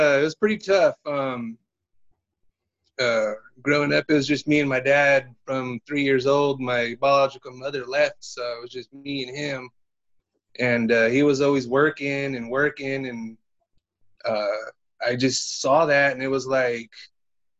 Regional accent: Visalia, California, United States; born and raised in Visalia, California. Literally never left the state

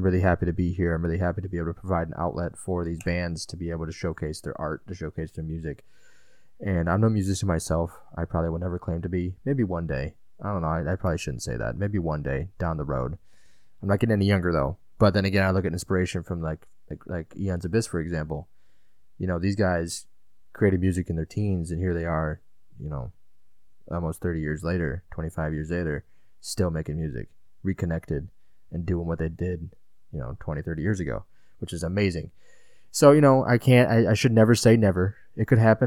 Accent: Illinois, United States; I'm from Illinois

